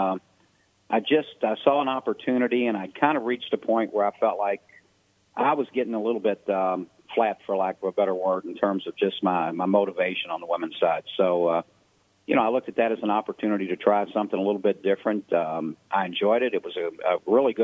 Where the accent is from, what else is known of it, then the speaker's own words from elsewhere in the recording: Louisville, Kentucky, United States; also born or lived in Ohio; Louisville is my hometown. I went to college at Ohio Northern University, but I'm originally from Louisville